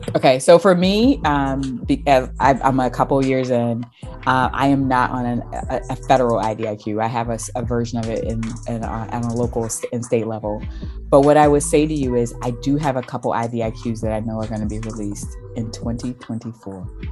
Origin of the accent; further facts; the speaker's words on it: South Carolina, United States; I'm from South Carolina